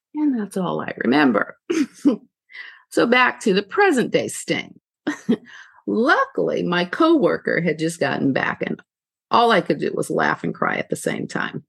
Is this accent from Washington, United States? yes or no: no; California, United States; moved away; I'm originally from California